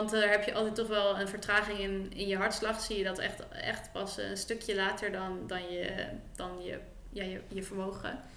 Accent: Netherlands; En als Nederlandse, nou ja, dan kun je daar misschien voor een medaille gaan lopen.

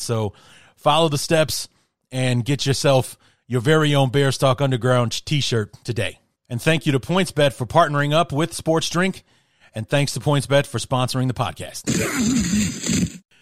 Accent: Chicago, Illinois, United States; I grew up in Chicago

